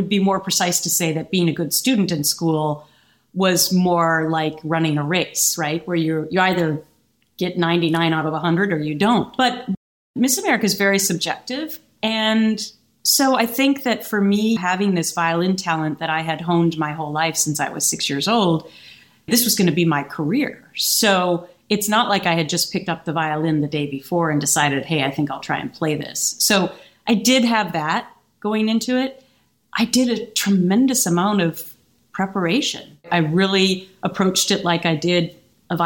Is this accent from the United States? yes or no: yes; Minnesota, United States; I am from Minnesota